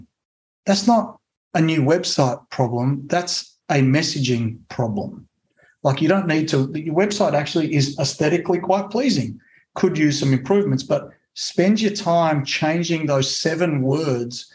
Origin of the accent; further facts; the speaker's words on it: Australia; also born or lived in Italy; now in United States; I'm actually an Italian citizen. So I was born in Australia to Italian immigrant parents.